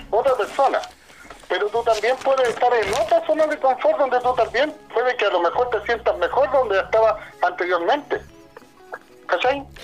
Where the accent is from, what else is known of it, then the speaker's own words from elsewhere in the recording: Temuco, Araucanía, Chile; born there; mi zona de confort, en este caso yo que nací en Temuco, eh, nací en Vicur, bueno, eh, era mi zona de confort.